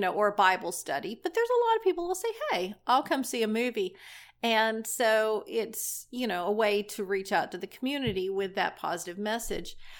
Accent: Destin, Florida, United States; I grew up in Destin, Florida, and I grew up in the church.

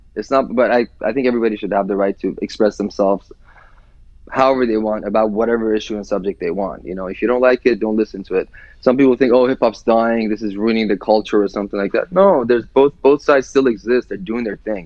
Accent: Iran; now in United States; growing up in Iran

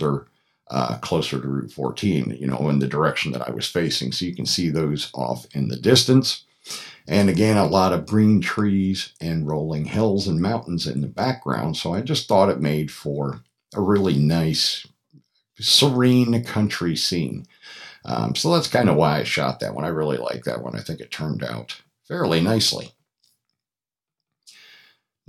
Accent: Troy, Pennsylvania, United States; moved away as an adult; now in Atlanta, United States; I grew up in Troy, which is just about, 12 or 15 miles from Fassett.

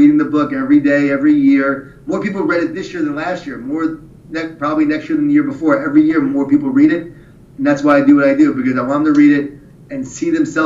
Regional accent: Long Island, New York, United States; I grew up in Long Island, New York, right? Jewish Italian family.

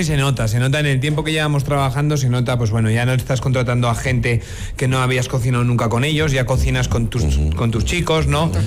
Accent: Basque Country, Spain; now in La Rioja, Spain; País Vasco, que es mi tierra, ¿no? En España

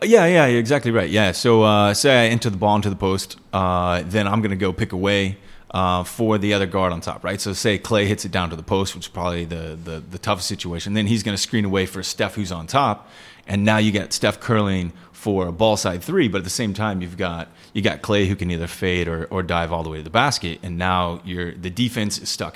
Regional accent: Texas, United States; moved away as an adult; now in Singapore

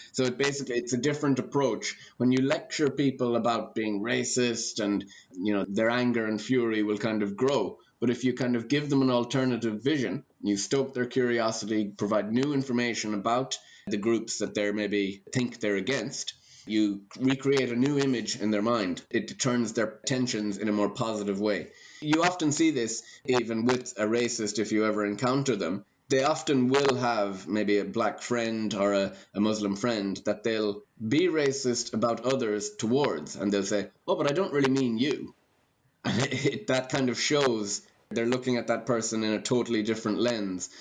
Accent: Ireland; Gaelic games is one of the aspects about being Irish that I'm very proud of.

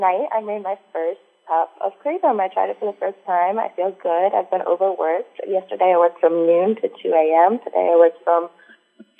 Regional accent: South Florida, United States; now in Orlando, United States; I'm from South Florida, living in Orlando

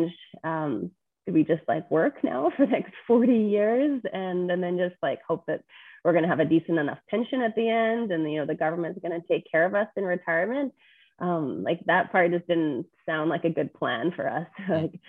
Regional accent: Edmonton, Alberta, Canada; I grew up in Edmonton, very pretty normal life

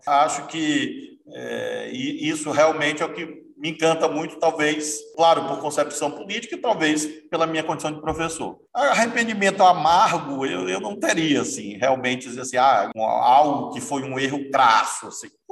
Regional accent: Brazil; nós somos brasileiros, brasileiros, brasileiras

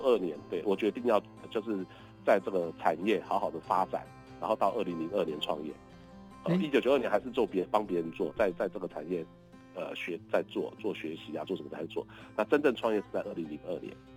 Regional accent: Kaohsiung, Taiwan; 我小时候是台凤山出生的

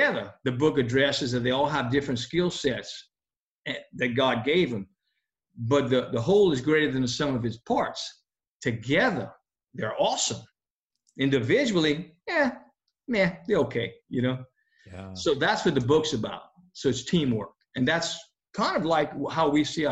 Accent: Ville Platte, Louisiana, United States; The little town we're from, of course, we're from Ville Platte

